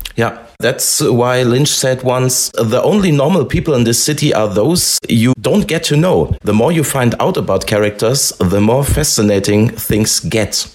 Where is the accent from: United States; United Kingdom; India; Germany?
Germany; English is a second language; We are from Germany